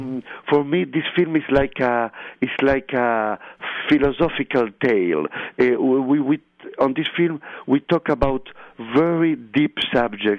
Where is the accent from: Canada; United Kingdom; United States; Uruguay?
Uruguay; Montevideo; English is a second language; I grew up in Montevideo, like all the guys who was on this plane